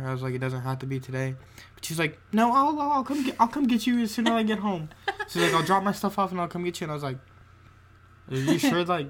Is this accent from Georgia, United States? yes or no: yes; Georgia, United States; I was born and raised in Georgia